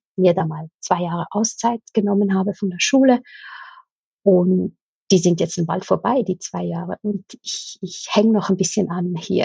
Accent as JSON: {"language": "German", "country": "Switzerland", "said": "ich komme aus der Schweiz"}